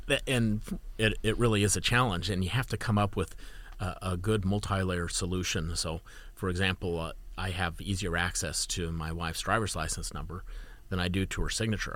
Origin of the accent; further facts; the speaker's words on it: Utah, United States; I'm from Utah